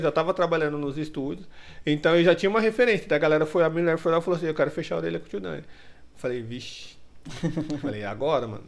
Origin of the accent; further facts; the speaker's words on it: Ferraz de Vasconcelos / Suzano area, São Paulo, Brazil; now in São Paulo, Brazil; lá da minha cidade, né? Era os carinhas de lá, o, a, a, os dois estúdios de Ferraz e o de, e o de Suzano.